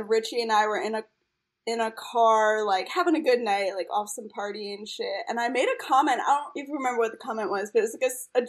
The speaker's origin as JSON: {"language": "English", "region": "East Coast", "country": "United States", "tie": "born or raised there", "lives_now": "Chicago, United States", "said": "I grew up on the East Coast, like, in a Jewish East Coast family, and, like, the way we all communicate is, like, self-deprecating humor"}